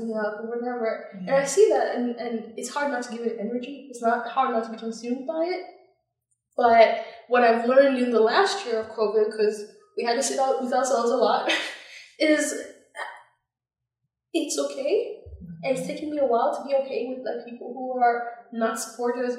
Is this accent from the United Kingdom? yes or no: no; Zambia; now in United States; growing up in Zambia